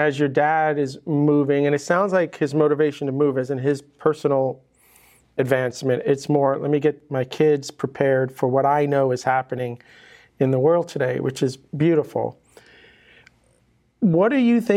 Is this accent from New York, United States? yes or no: yes; New York, United States; now in Miami, United States; I grew up in New York